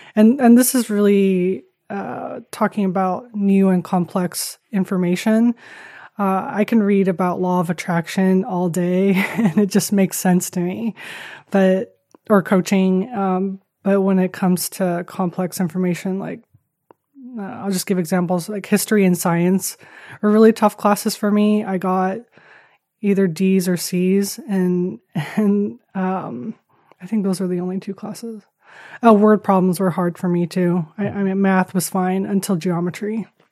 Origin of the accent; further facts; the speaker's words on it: Taiwan; moved away as an adult; I grew up in Taiwan. Um, was born to a, a Dutch man and Taiwanese mom. Uh, grew up in Taiwan and, uh, came here when I was eighteen for college, and then been here ever since.